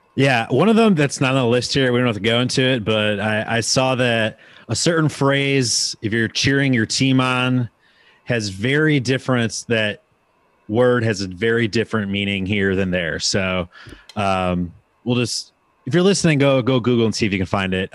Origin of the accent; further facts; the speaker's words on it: Wisconsin, United States; now in Nashville, United States; being from Wisconsin, like, when I moved to Nashville